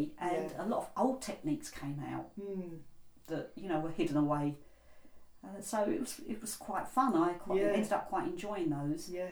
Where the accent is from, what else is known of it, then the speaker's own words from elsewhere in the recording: England, United Kingdom; also born or lived in India; I was born in India. We came to England when I was only two